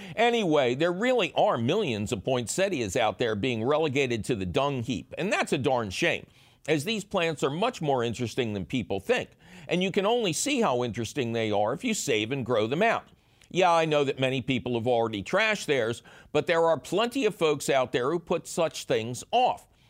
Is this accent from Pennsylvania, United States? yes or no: yes; Philadelphia, Pennsylvania, United States; when I grew up in Philly